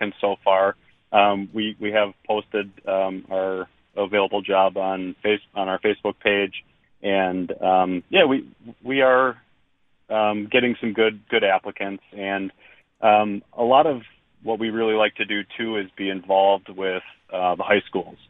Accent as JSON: {"language": "English", "town": "Nashotah", "region": "Wisconsin", "country": "United States", "tie": "born or raised there", "said": "I'm born and raised in Neshota, so I'm Neshota, Oconomowoc, Lake Country area."}